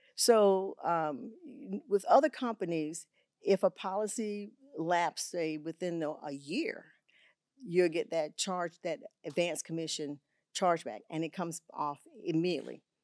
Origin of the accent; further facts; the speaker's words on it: Augusta, Georgia, United States; moved away as an adult; also born or lived in Texas; I had two schools in Augusta, Georgia, where I'm from. I'm from Augusta, Georgia